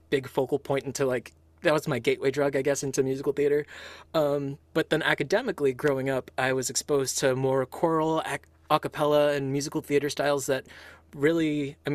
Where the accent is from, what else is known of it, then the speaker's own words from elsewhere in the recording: Philippines; I was raised Catholic um, because my my I'm Filipino in culture and upbringing